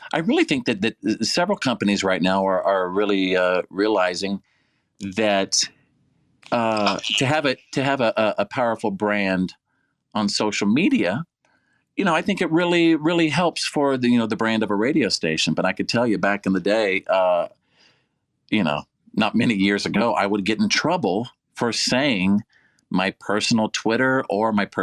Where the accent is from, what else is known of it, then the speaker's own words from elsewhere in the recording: Bowie, Texas, United States; From my hometown of Bowie, Texas